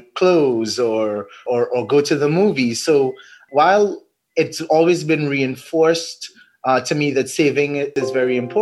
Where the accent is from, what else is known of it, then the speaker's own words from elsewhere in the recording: Trinidad & Tobago; Being a Trinidadian